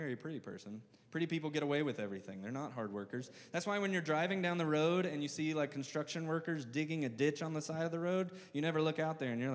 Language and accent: English; the South, United States; I'm from the South. I say awe with like multiple syllables